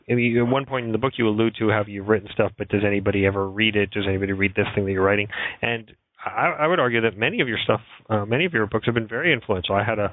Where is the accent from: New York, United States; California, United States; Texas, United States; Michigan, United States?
New York, United States; when I was growing up in New York, you could not walk in Central Park in the day or the night